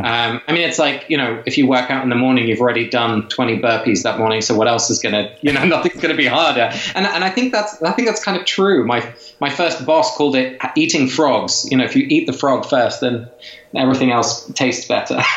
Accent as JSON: {"language": "English", "region": "England", "country": "United Kingdom", "tie": "born or raised there", "said": "my parents are both Dutch. I was raised in England, but my folks are both from Holland"}